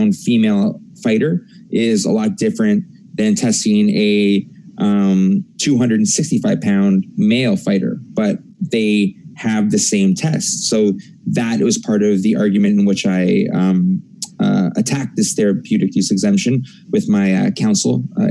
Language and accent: English; Canada